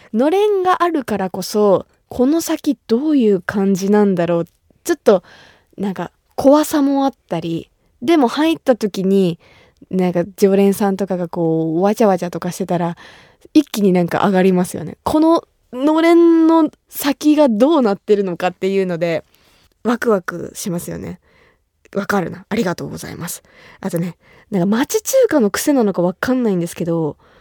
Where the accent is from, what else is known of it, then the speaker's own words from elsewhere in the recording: Kumamoto, Japan; 私が生まれ育った熊本